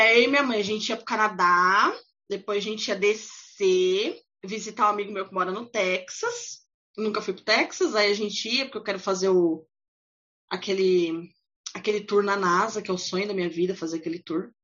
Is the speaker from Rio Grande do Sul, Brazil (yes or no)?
no; São Paulo, Brazil; eu sou do Brasil, de São Paulo